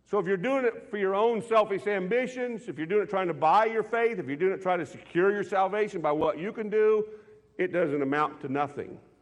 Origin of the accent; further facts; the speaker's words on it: United States; I was raised in a country where we're American men